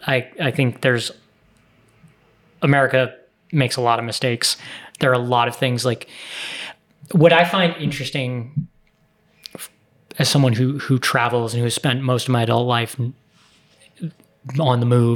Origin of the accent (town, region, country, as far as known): United States; accent: American; moved away as an adult